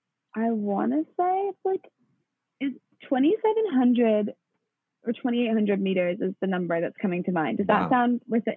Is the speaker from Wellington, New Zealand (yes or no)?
yes; Wellington, New Zealand; also born or lived in New York, United States; And so then I was born in New York while dad was working for the New Zealand mission to the UN. And then we were there till I was about, we were in the US till I was about 3.5, and then moved back to Wellington.